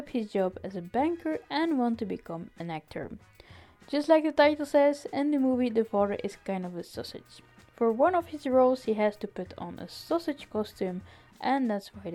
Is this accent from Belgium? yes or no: yes; Belgium; I'm from Belgium